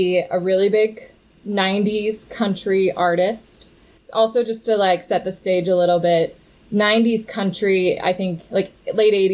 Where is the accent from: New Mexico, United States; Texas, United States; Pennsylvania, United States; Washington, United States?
Texas, United States; Houston; I grew up in Houston, Texas, where there's actually the world's largest rodeo